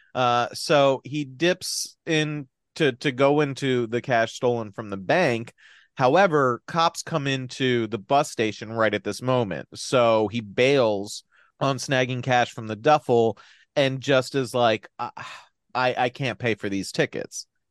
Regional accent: New Jersey, United States; I'm from New Jersey

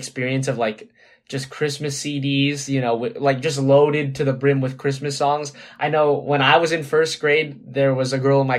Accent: Southern California, United States; I'm from Southern California

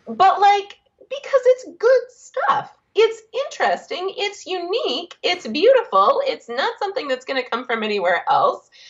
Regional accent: Big Rapids, Michigan, United States; I grew up in a small town. I grew up in Big Rapids

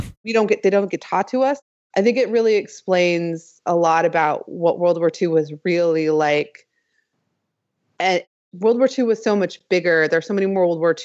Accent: United States; moved away; as an American

